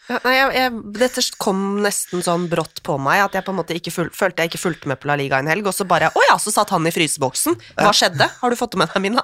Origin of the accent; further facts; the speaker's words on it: Oslo, Norway; Jeg er jo fra Oslo øst